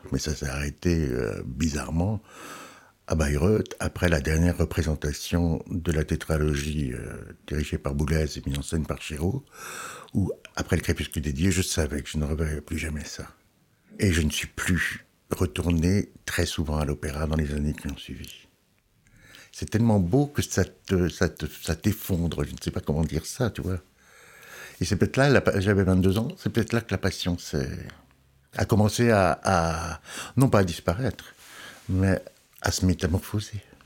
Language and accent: French; Alsace, Grand Est, France; now in Lyon, France; Je suis alsacien.